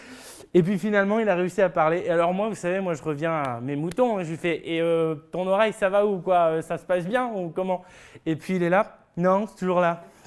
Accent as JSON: {"language": "French", "country": "France", "said": "en tant que Français"}